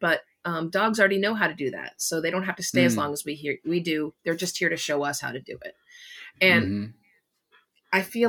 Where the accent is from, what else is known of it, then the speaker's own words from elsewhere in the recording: Los Angeles, California, United States; I mean, I live on the East Coast of the U.S., but I grew up in Los Angeles, so in my cooking, I use a lot of different kind of peppers